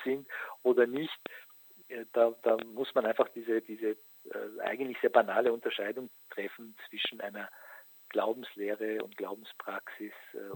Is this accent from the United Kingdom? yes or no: no; Austria; bei uns in Österreich